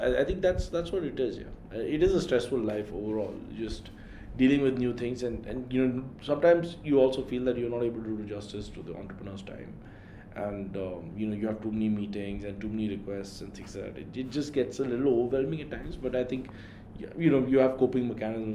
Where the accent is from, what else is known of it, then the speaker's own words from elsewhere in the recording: Delhi, India; moved away; also born or lived in Mumbai; I'm from Delhi